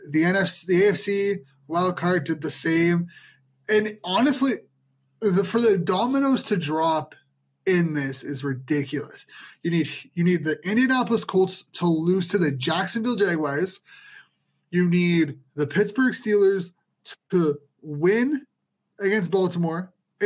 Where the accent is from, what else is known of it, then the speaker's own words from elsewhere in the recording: Ottawa, Ontario, Canada; we're from Ottawa